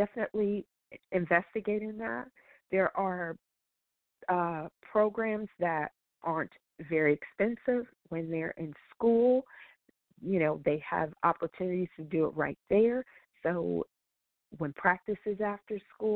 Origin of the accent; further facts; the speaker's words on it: Colorado, United States; I grew up in Colorado, so skiing is a part of my teen years